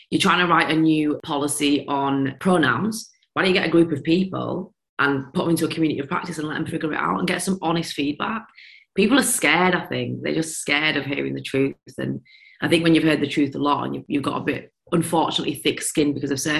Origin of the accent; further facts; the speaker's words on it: India; a lot for being a female, a lot for being Indian, a lot for this, a lot for that, a lot for my accent.